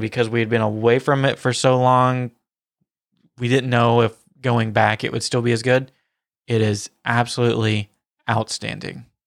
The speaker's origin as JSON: {"language": "English", "region": "the South", "country": "United States", "accent": "Southern", "said": "my Southern accent"}